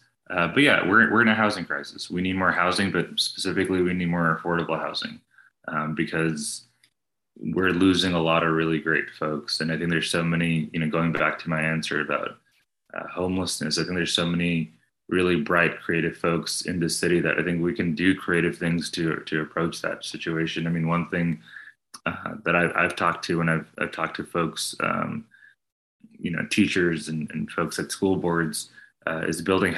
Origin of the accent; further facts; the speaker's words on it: New Jersey, United States; born there; also born or lived in New York / Texas; now in Austin, United States; I'm the kid of immigrants. I was born in New Jersey. I lived in New York, but then I've been in Texas for the past 20 years, Austin for the past 13.